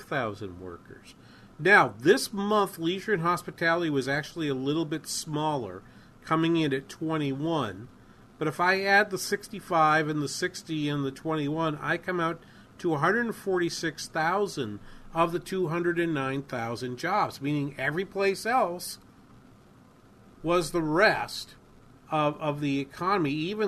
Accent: New England, United States; Where I grew up in New England

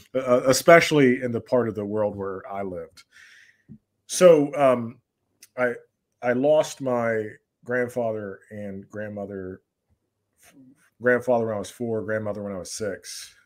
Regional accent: Georgia, United States; I grew up in, uh, the southern United States, what's commonly referred to as the Bible Belt, uh, in the state of Georgia

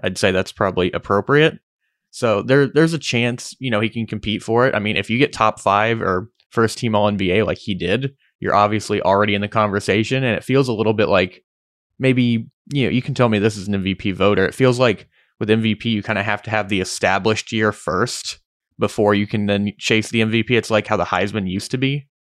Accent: Oklahoma, United States; we're from Oklahoma

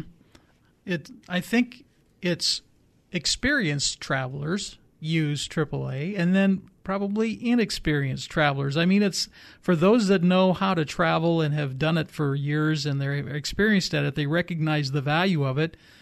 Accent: Illinois, United States; growing up in Illino-, Illinois

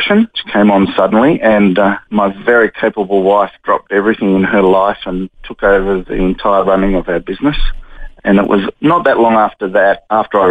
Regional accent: Devonport, Tasmania, Australia; moved away as an adult; now in Brisbane, Australia; I was born in Tasmania. I was born into a Christian family.

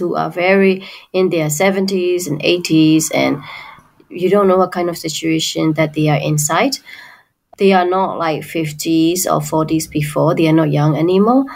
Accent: Myanmar; we Burmese people

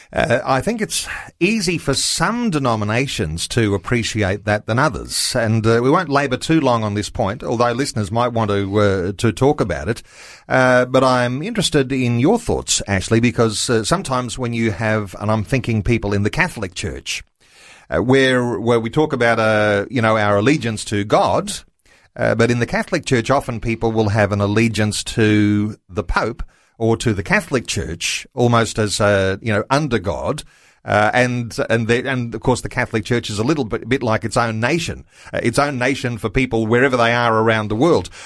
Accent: Australia; I'm an Australian.

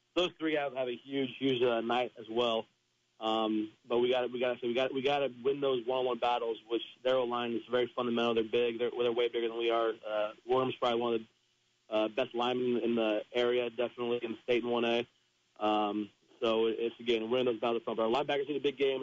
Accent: South Adams, Indiana, United States; growing up in South Adams

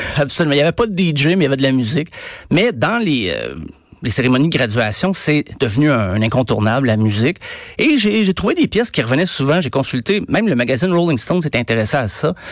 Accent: Estrie, Quebec, Canada; je viens de l'Estrie, là. Je viens de la campagne

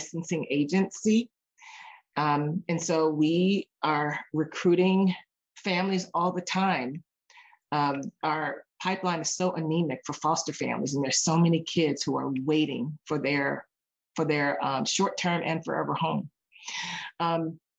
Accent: Cambridge, Virginia, United States; also born or lived in Arizona; now in Seattle, United States; growing up in Cambridge, Virginia, there was no YMCA.

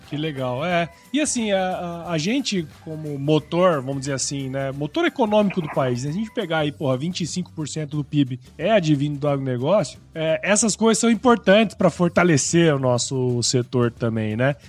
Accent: Mato Grosso, Brazil; eu sou de Mato Grosso

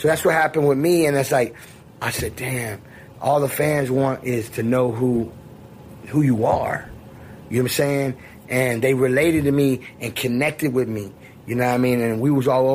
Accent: Miami, Florida, United States; I'm from Miami.

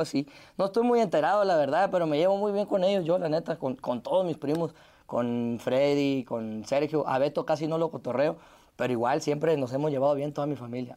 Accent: Ciudad Obregón, Sonora, Mexico; de dónde vengo, que vengo de Obregón, Sonora, del desierto

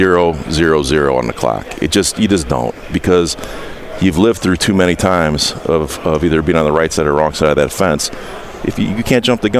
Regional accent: Indiana, United States; I'm from Indiana

